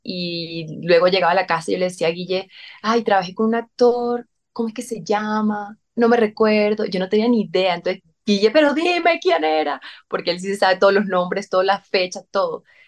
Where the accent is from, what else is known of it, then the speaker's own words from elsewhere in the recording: San Cristóbal, Táchira, Venezuela; moved away; yo desde chiquitica hacía teatro en San Cristóbal